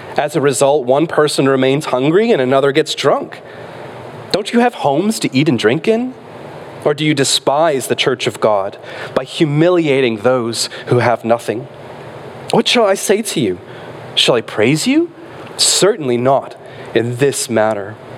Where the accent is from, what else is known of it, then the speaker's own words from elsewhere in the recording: Michigan, United States; moved away; when we were little growing up in Michigan